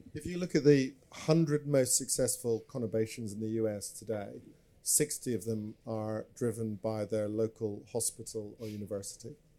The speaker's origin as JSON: {"language": "English", "region": "Scotland", "country": "United Kingdom", "said": "I'm from Scotland"}